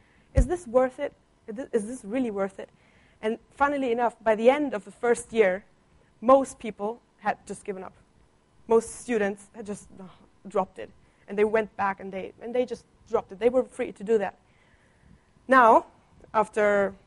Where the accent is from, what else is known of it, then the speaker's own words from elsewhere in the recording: Germany; first language Italian and German; English is a second language; moved away; I grew up in Germany, in an Italian family.